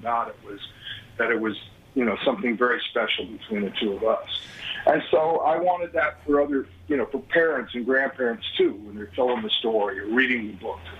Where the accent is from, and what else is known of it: Denver, Colorado, United States; born or raised there